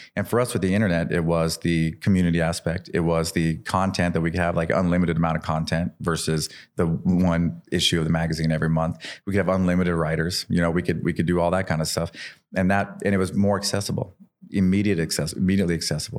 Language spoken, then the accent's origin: English; Idaho, United States; I'm this kid from Idaho.